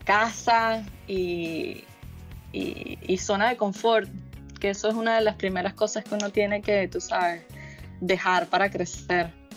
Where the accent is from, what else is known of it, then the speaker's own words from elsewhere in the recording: Caracas, Capital District, Venezuela; also born or lived in La Guaira / Florida / Miami; now in California, United States; yo vengo de Caracas y de La Guaira y de la montaña y del río y de la playa